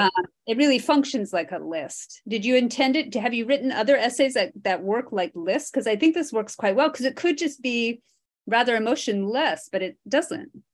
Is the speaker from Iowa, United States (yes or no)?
yes; Iowa, United States; I grew up in Iowa, which is considered the drive-through state.